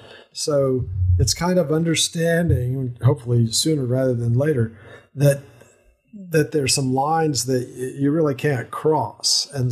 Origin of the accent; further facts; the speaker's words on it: Colorado, United States; also born or lived in Wiesbaden, Germany / Alaska; I was born in Wiesbaden, Germany, where there's a large, or was a large concentration of U.S. Air Force personnel. And after a year, we moved to Colorado